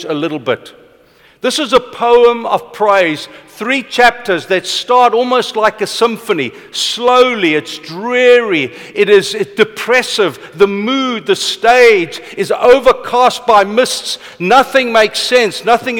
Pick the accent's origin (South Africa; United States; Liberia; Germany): South Africa; Vanderbijlpark, Gauteng; I was born in Vanderbijl Park. My father was a boilermaker. My opa worked on Eskom for 30-something years